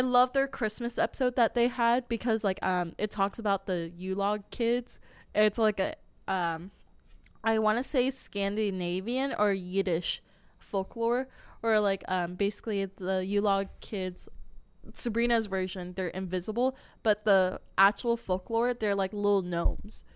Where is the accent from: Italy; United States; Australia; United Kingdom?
United States; English speakers in America